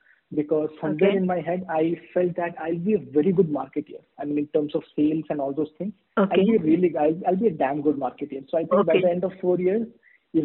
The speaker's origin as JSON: {"language": "English", "region": "East India", "country": "India", "second_language": "English", "said": "So I was born in Northeast, and I'm actually from the eastern part of India."}